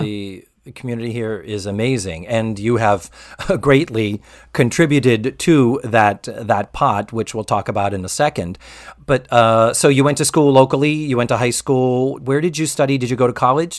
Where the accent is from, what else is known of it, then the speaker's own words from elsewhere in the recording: Massachusetts, United States; now in Orlando, United States; as a Yankee, I was born and raised in Massachusetts